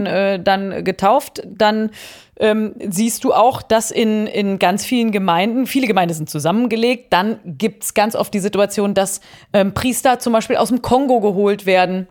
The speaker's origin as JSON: {"language": "German", "town": "Cologne", "region": "North Rhine-Westphalia", "country": "Germany", "tie": "born or raised there", "said": "ich bin in Köln aufgewachsen"}